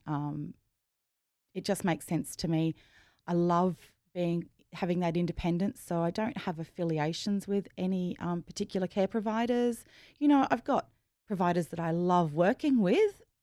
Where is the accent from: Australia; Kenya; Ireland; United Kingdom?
Australia; Rockhampton, Queensland; I grew up in, um, the biggest country town is just, is Rockhampton.